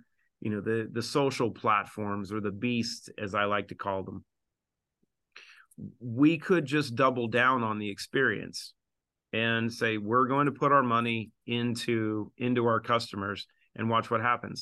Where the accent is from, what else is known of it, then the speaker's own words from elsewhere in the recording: Southwest Washington, United States; also born or lived in Seattle; I grew up in Southwest Washington and lived in Seattle